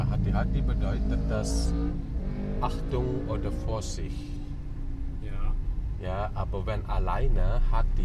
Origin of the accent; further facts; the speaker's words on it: Bali, Indonesia; German is a second language; Ja, bin ich ein Balinesen. Bin ich hier in Bali geboren und hier aufgewachsen.